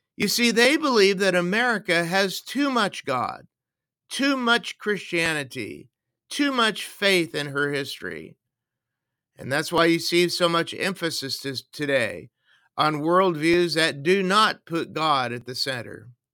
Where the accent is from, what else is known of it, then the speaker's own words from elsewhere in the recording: United States; now in Canada; I was born in the United States, and I'm also a U S citizen